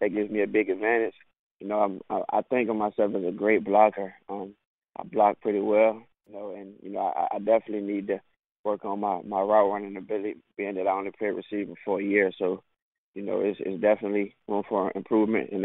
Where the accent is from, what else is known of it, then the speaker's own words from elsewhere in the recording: Richmond, Virginia, United States; moved away as an adult; also born or lived in Arizona / Tennessee; I'm from Richmond, Virginia